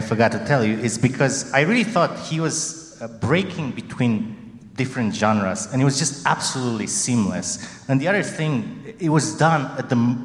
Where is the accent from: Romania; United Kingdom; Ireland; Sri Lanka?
Romania; moved away; growing up in Romania, this is a neighboring country to Hungary